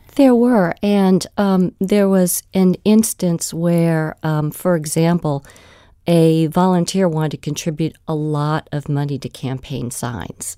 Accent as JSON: {"language": "English", "town": "Virginia Beach", "region": "Virginia", "country": "United States", "tie": "born or raised there", "said": "my hometown of Virginia Beach"}